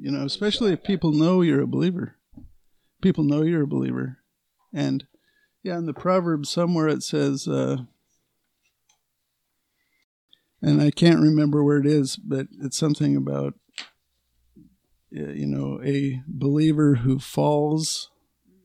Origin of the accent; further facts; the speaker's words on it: United States; we're American citizens, U.S. citizens